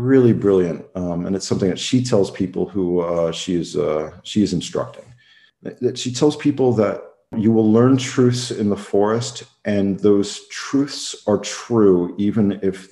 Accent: United States; moved away as an adult; now in Luxembourg; I was born in the United States

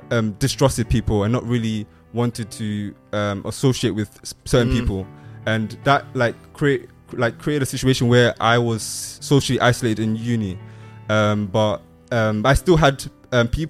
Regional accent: Kenya; I'm from Kenya.

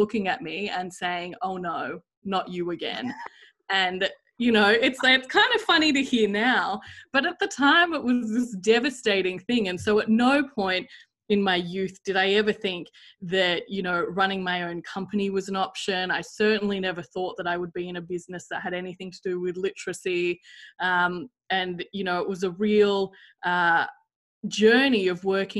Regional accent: Sydney, New South Wales, Australia; growing up in Sydney and going to a private school

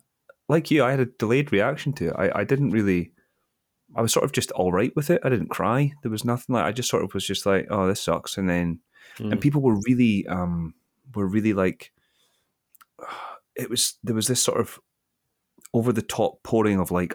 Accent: Kirkcaldy, Scotland, United Kingdom; born there; So I was born in Kirkcaldy in 1985.

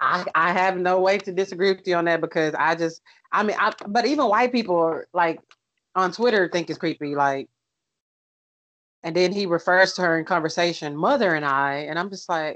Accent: Arkansas, United States; accent: Deep South; And I'm from Arkansas.

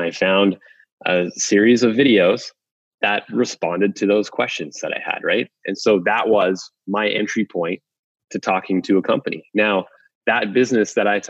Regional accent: Waterloo, Ontario, Canada; BlackBerry was invented in my hometown and where our HQ is

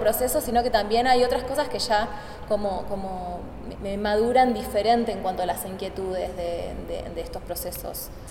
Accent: Argentina; moved away as an adult; now in Mexico City, Mexico; Soy, bueno, argentina. Estoy radicando en Ciudad de México desde febrero, en el país estoy desde octubre.

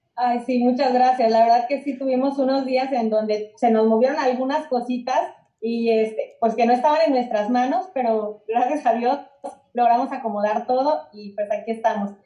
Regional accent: Mexico; yo soy amante de México, me encanta mi país

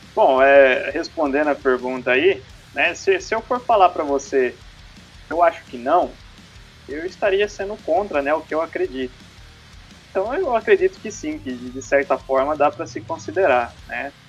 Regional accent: Boituva, São Paulo, Brazil; eu sou daqui de Boituva, né? Cidade do interior aqui de São Paulo.

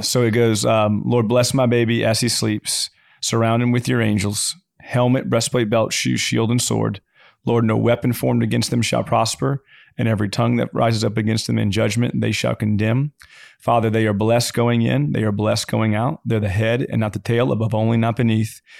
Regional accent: Louisiana, United States; I'm from Louisiana

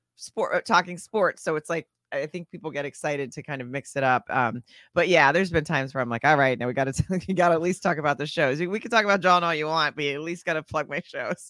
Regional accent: Arkansas, United States; moved away as an adult; also born or lived in Germany / Florida / Texas / Washington, D.C.; now in Los Angeles, United States; I was in Arkansas from then on until twenty-one, and then moved out to Los Angeles

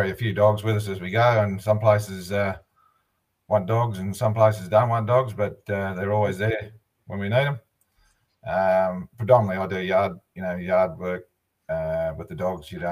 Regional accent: Hay, New South Wales, Australia; Yeah, I'm uh, I'm from Hay. Uh, we've um, We've been here since uh, 2009.

